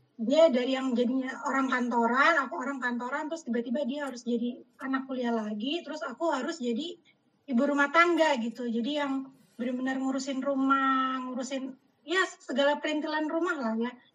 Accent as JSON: {"language": "Indonesian", "country": "Indonesia", "moved": "yes", "said": "sebagai orang Indonesia yang di perkantoran"}